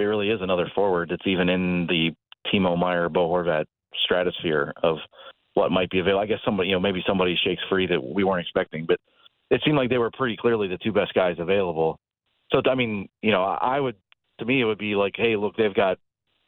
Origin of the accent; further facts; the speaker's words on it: western Pennsylvania, United States; moved away; I am sitting in the plaza of my hometown in western Pennsylvania